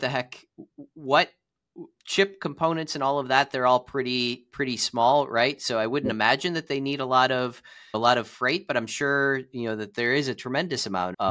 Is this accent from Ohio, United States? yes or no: yes; Cleveland, Ohio, United States; I'm from Cleveland, Ohio